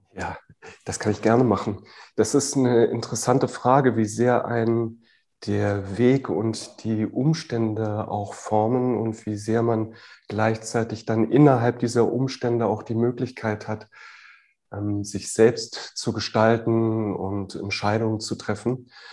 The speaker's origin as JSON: {"language": "German", "region": "Berlin", "country": "Germany", "tie": "born or raised there", "also_born_or_lived": "near Freiburg", "moved": "as an adult", "said": "Ich bin in Westberlin geboren, das heißt wirklich von, von der Mauer ähm, und auf allen Seiten äh, eingerahmt. Und äh, bis zu meinem 20. Lebensjahr habe ich sehr gerne hier gelebt"}